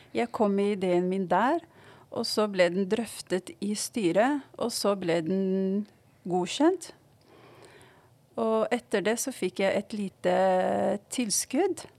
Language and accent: Norwegian; Morocco; now in Oslo, Norway; jeg kommer fra Marokko